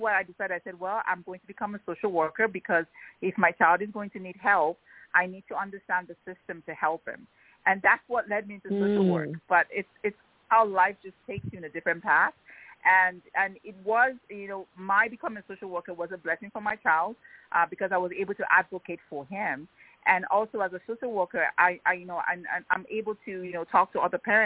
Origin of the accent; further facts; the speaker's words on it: Nigeria; moved away as an adult; also born or lived in Pennsylvania, United States / Ibadan, Nigeria; when I was growing up in Nigeria